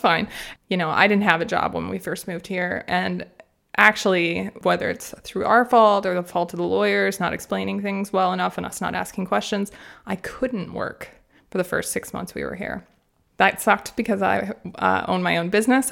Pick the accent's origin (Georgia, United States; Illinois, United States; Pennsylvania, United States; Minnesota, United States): Minnesota, United States; moved away as an adult; now in Freiburg, Germany; I grew up in Minnesota in the United States